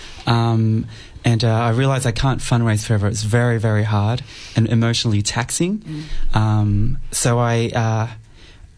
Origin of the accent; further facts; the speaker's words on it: Cambodia; now in Melbourne, Australia; I was born in Cambodia